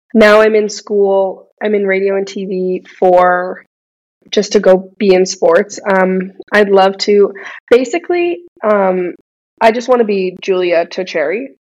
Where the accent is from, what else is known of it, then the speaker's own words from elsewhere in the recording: Edmonton, Alberta, Canada; I grew up in Edmonton, left, came back